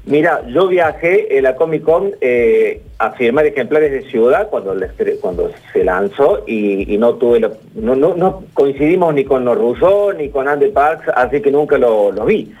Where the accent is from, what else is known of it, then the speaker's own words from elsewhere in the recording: Córdoba, Argentina; soy cordobés y, esa estancia está aquí en Córdoba